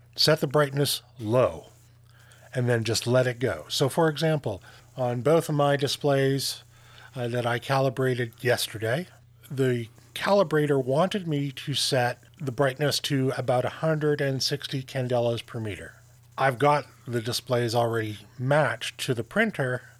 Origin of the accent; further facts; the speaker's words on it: Canada; I'm Canadian.